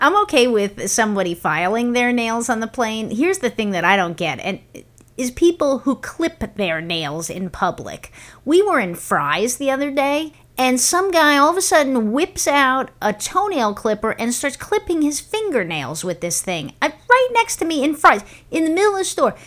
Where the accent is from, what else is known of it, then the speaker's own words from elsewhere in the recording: New York, United States; when we were growing up in New York